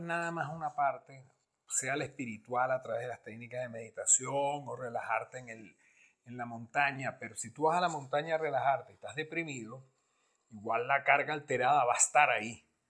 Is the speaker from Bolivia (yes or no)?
no; Venezuela; nosotros que somos venezolanos